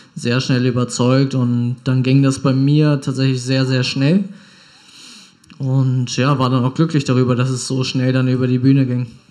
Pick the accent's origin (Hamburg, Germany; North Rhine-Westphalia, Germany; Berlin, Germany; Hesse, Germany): Hamburg, Germany; moved away as an adult; also born or lived in Pinneberg; now in Bielefeld, Germany; Ich komme ja ursprünglich aus Hamburg